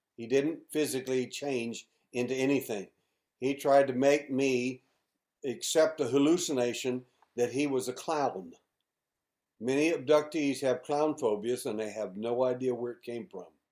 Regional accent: Mayhill, New Mexico, United States; also born or lived in Midland, Texas; now in Houston, United States; when I was a little boy. Uh, we moved from Midland, Texas, to uh, Mayhill, New Mexico

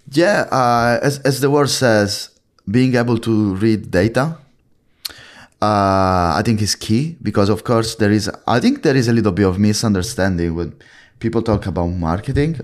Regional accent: Italy; now in London, United Kingdom; As you can tell from my British accent, I'm from Italy

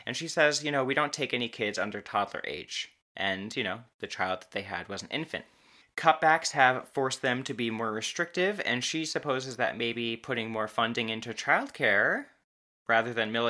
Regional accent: United States

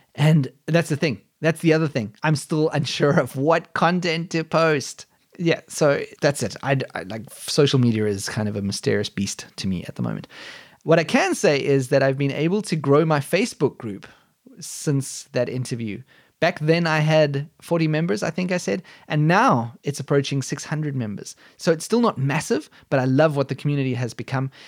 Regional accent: South Africa; born or raised there; moved away as an adult; now in Germany

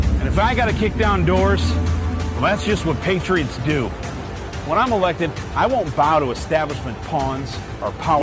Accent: the Bible Belt, United States; I'm from the Bible Belt, you know, and like the fucking rural, a very rural part of the Bible Belt

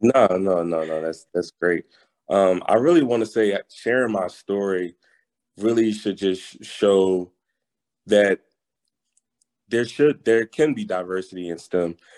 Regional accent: Philadelphia, Pennsylvania, United States; moved away as an adult; also born or lived in North Carolina; I'm originally from Philadelphia, mm-hmm. PA

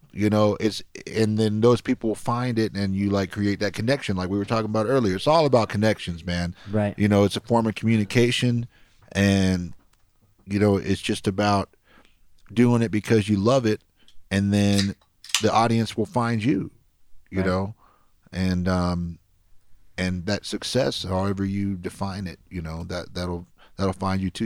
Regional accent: Los Angeles, California, United States; now in Austin, United States; I grew up in the San Fernando Valley in California, Reseda, California.

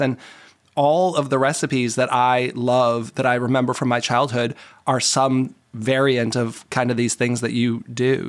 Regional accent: Boston, Massachusetts, United States; moved away; also born or lived in Lancaster, Pennsylvania; I'm from the Boston area originally

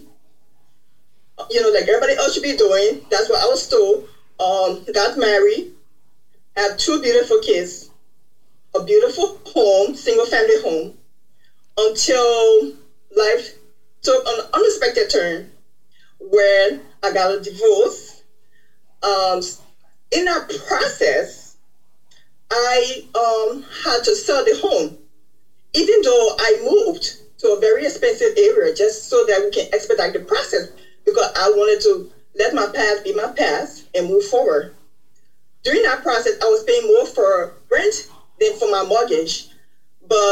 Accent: Liberia; now in United States; I am originally from Liberia, West Africa. I migrated to the United States as the result of the Liberian Civil War in 1993.

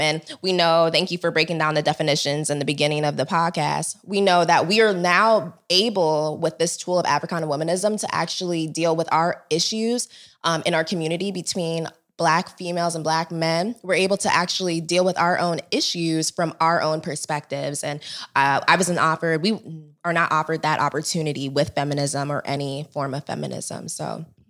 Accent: United States; I am Nigerian. I was born here, but my parents were both born in Nigeria.

